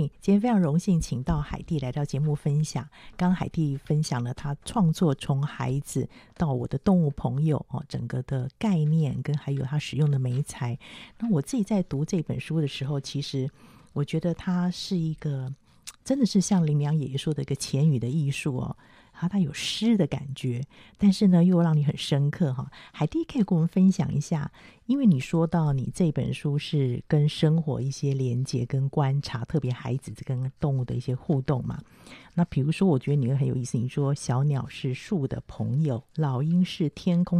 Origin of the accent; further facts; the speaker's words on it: Taipei, Taiwan; 我是台北长大的孩子，